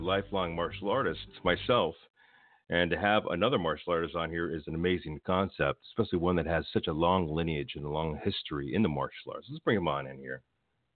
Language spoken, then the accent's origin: English; Los Angeles, California, United States; I grew up around Echo Park near downtown